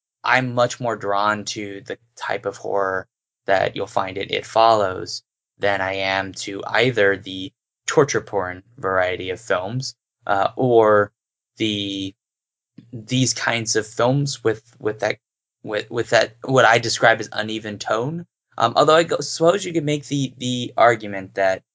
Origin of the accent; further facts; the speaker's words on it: Santa Cruz, California, United States; I'm from Santa Cruz